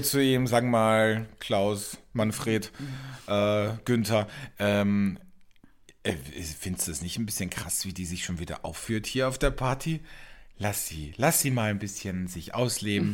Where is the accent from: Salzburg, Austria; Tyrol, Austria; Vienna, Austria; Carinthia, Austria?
Carinthia, Austria; Wörthersee; now in Germany; da, wo ich aufgewachsen bin, am Wörthersee, in einem Tourismusgebiet